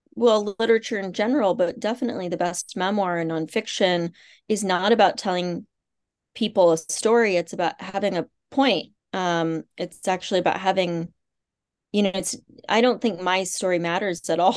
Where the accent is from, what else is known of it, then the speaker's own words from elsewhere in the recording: Kansas, United States; moved away; I grew up in the Midwest. I grew up in Kansas and, um, on a farm and sort of a small farming community